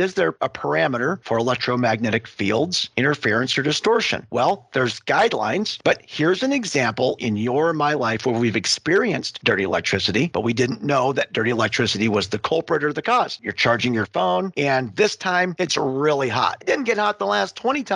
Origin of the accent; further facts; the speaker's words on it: Western Montana, United States; I grew up in a solar manufacturing family. Growing up in Western Montana, we had a solar panel manufacturing facility.